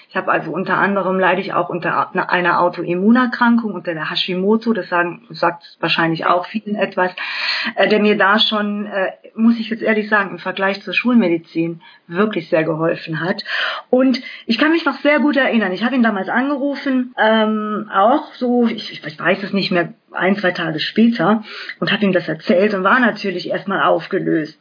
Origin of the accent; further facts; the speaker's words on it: Germany; bei uns in Deutschland